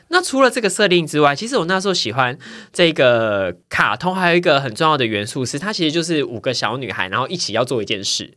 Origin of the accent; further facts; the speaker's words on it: southern Taiwan, Taiwan; 因为我们家是那种，我是男部的小孩嘛，然后就住透天处这样子